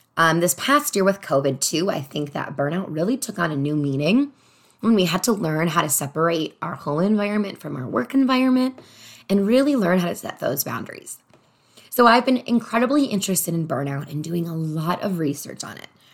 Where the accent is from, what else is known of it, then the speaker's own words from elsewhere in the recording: Chicago, Illinois, United States; moved away as an adult; also born or lived in Los Angeles; I'm from Chicago originally, and I moved to Los Angeles